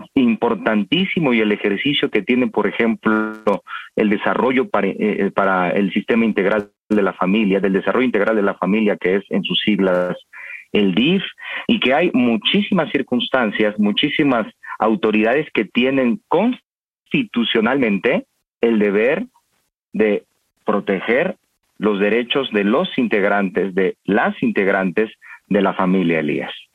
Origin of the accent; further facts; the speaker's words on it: Mexico; como mexicanos